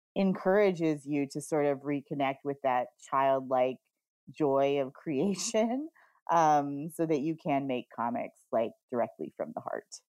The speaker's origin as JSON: {"language": "English", "region": "Oregon", "country": "United States", "tie": "born or raised there", "said": "I grew up in Oregon"}